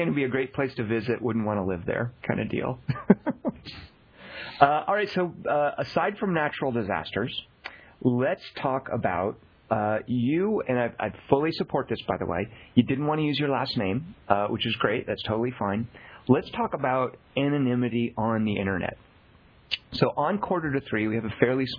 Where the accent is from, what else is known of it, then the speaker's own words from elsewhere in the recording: Arkansas, United States; I grew up in Arkansas